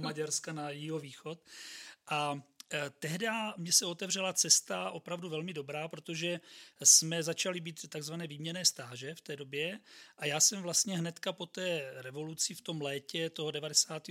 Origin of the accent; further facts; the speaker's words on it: Brno, South Moravian Region, Czechia; jsem Brňák, tak tím pádem vlastně jsem bydlel doma